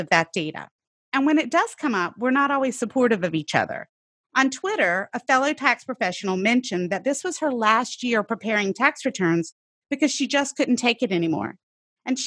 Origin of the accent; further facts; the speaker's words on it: the rural South, United States; I grew up in the South, the rural South